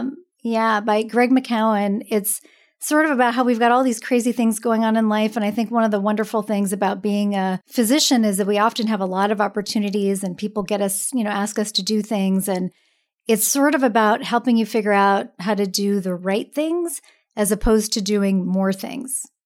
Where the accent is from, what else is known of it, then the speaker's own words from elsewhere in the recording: Seattle, Washington, United States; now in San Francisco, United States; I'm originally from Seattle